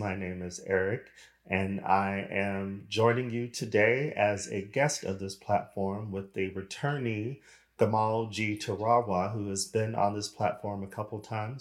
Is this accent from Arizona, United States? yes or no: yes; Arizona, United States; moved away as an adult; also born or lived in Los Angeles, United States / Sweden / United Kingdom; now in Europe; I am American, originally from Arizona